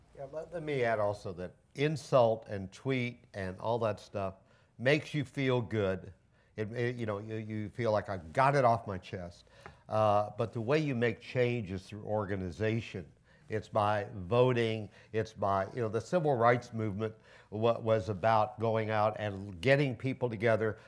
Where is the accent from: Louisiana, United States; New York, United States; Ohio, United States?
Ohio, United States; Cleveland; now in Washington, D.C., United States; I'm from Cleveland. I was born here and my parents were born here and I'm glad to be home.